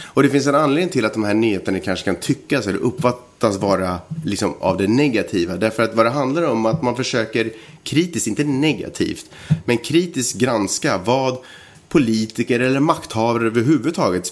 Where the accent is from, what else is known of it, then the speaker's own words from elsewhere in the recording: Sweden; jag är svensk och jag är del av ett mångkulturellt samhälle